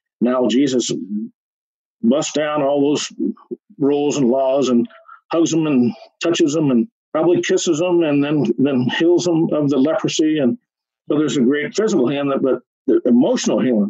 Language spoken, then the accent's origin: English; New Mexico, United States; also born or lived in Texas; I was born in Texas, but raised in New Mexico from age 3 on